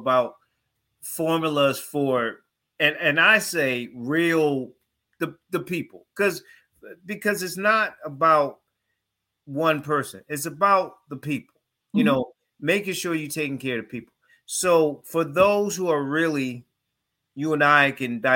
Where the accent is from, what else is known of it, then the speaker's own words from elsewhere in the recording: Connecticut, United States; now in North Carolina, United States; living in North Carolina, I'm from Connecticut, living in North Carolina